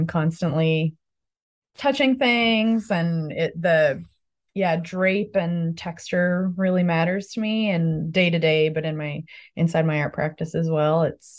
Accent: Codroy Valley, Newfoundland and Labrador, Canada; I am from Guadalisque or Caudray Valley.

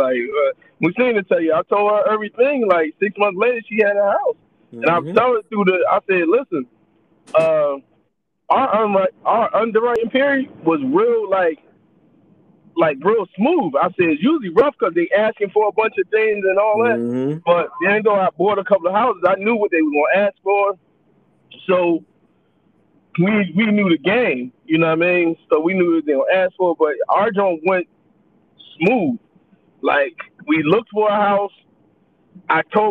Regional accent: Philadelphia, Pennsylvania, United States; I'm proud of where I came from. Like, I'm a kid from North Philly

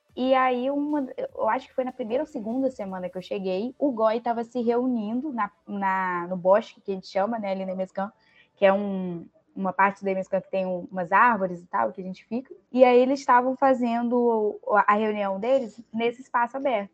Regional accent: Campos dos Goytacazes, Rio de Janeiro, Brazil; accent: carioca; moved away as an adult; now in Vitória, Brazil; não sou capixaba, né? Estou aqui em Vitória, mas sou do interior do Rio, de Campos do Goitacazes, mas vim para cá para estudar

